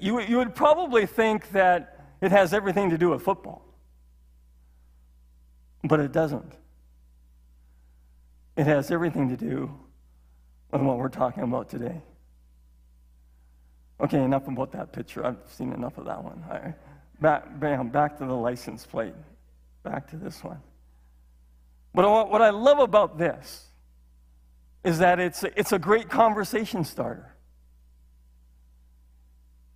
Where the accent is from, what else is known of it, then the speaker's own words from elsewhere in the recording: Saskatchewan, Canada; moved away; as a kid growing up in Saskatchewan